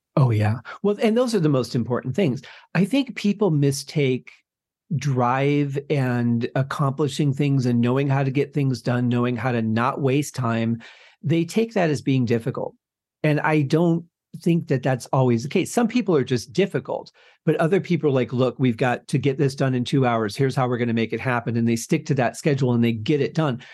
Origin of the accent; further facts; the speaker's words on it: Michigan, United States; was growing up in Michigan at the time